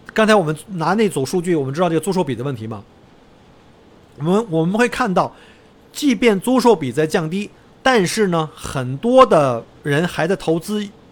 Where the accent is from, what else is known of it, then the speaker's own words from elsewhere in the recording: China; now in Australia; 我们中国人